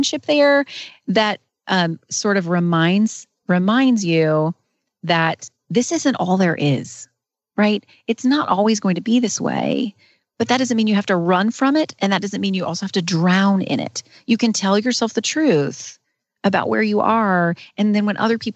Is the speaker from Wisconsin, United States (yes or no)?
no; North Carolina, United States; I've lived in North Carolina my entire life.